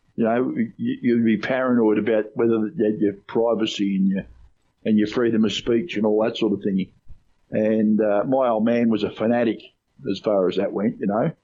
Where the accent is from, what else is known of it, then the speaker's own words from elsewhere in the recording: Australia; I'm an Australian